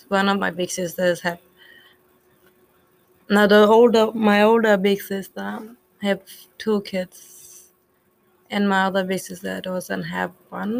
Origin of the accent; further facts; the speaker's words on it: Balgo, Western Australia, Australia; I'm a Gugaja girl and I belong in Belgo.